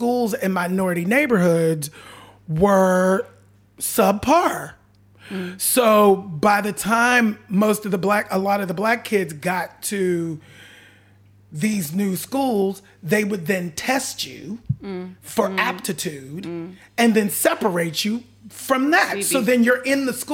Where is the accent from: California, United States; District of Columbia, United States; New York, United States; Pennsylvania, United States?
Pennsylvania, United States; Pittsburgh; I grew up in Pittsburgh, Pennsylvania